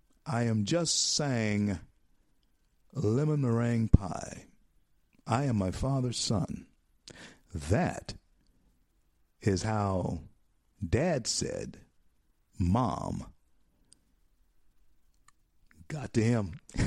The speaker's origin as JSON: {"language": "English", "country": "United States", "said": "We're so uninformed. We are so, you know, ignorant to what's going on around us. Americans, we are."}